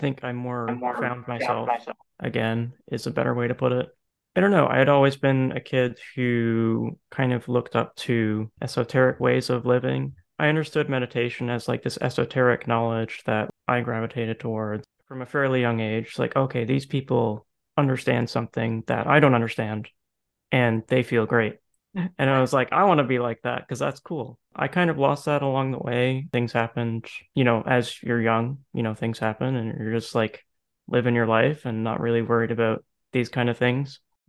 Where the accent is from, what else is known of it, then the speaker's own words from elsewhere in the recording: St. John's, Newfoundland and Labrador, Canada; also born or lived in Prince Edward Island / Edmonton; So I'm from St. John's. I've kind of raised around all Canada, though. And most people, I guess, that are in our friend group would know me from the Bay in Ascension. So, yeah, I mean, I grew up in Newfoundland.